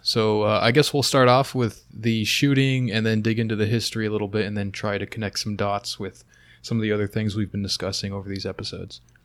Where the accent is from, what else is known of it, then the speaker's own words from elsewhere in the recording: United States; I'm American